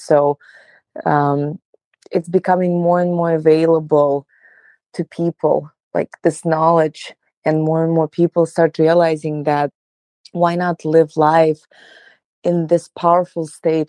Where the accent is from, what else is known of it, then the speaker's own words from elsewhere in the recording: Russia; moved away as an adult; So, well, I came from Russia about 10 years ago